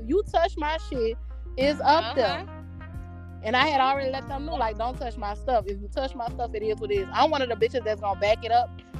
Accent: New Orleans, Louisiana, United States; now in Atlanta, United States; I'm from New Orleans.

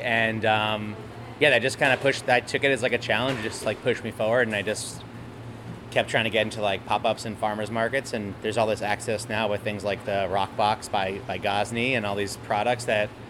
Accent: Great Neck, New York, United States; moved away as an adult; also born or lived in Seattle, United States / Berkeley, United States; now in San Francisco, United States; So one of my good friends I grew up with in Great Neck, New York

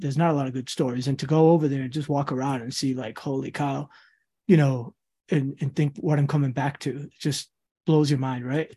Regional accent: Central Falls, Rhode Island, United States; also born or lived in Queens, New York; Central Falls, Rhode Island is where I went, like, high school and all that, what I kinda call home

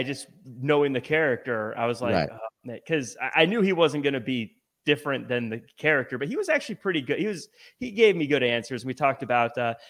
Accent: Seattle, Washington, United States; I'm originally from Seattle area.

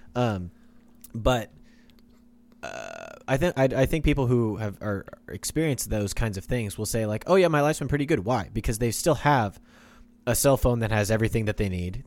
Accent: Kansas, United States; now in Oklahoma, United States; I'm from Kansas

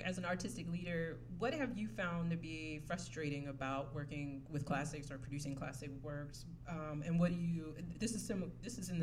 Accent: South Carolina, United States; accent: Southern American; I'm from South Carolina

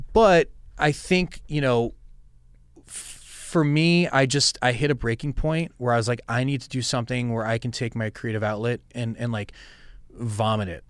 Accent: Westchester, New York, United States; I grew up in Westchester

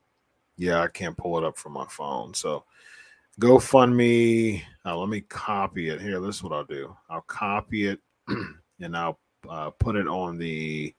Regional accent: Columbus, Ohio, United States; I'm from Columbus, Ohio

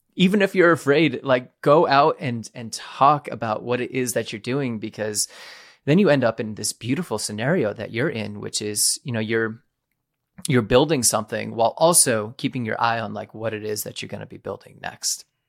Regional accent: New England, United States; I'm from New England

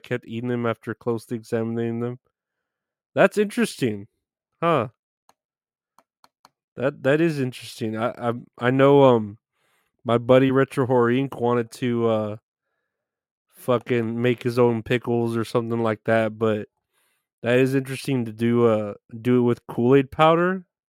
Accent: Chicago, Illinois, United States; I grew up in Chicago, really went to shit since the peaceful protests.

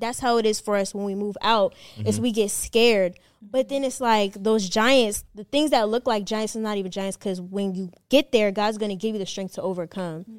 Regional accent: Maryland, United States; also born or lived in North Carolina; now in Atlanta, United States; I lived in Maryland. That's where I was from. But then I moved from Maryland, North Carolina, North Carolina here

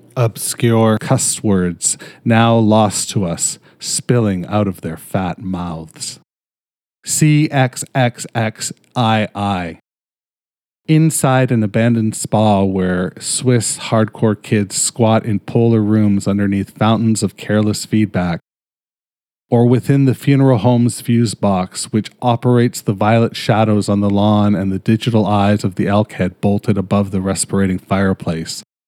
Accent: Canada; I'm fucking Canadian

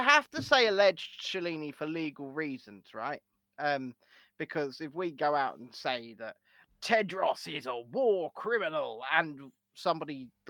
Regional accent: England, United Kingdom; I'm English.

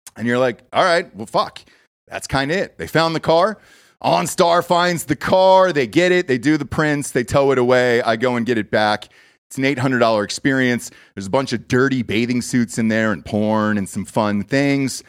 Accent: Atlanta, Georgia, United States; now in Austin, United States; I grew up in Atlanta, Georgia.

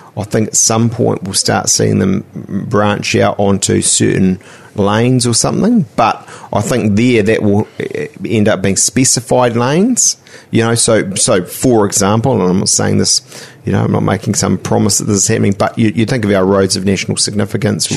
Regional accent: Auckland, New Zealand; I'm a am uh, a Westie uh, from Te

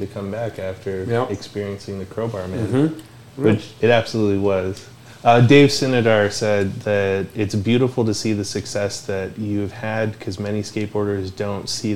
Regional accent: Canada; I'm from Canada

